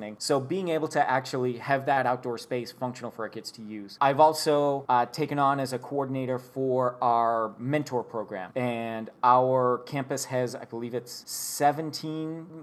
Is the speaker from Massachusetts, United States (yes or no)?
yes; Boston, Massachusetts, United States; moved away as an adult; also born or lived in Bastrop, Texas; I grew up in Boston, Massachusetts